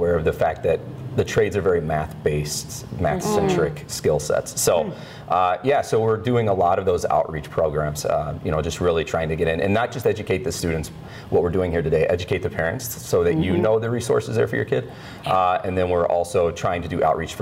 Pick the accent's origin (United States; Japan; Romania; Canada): United States; Kansas City, Missouri; moved away; I was originally from Kansas City, Missouri. So I went to UMKC for 2 years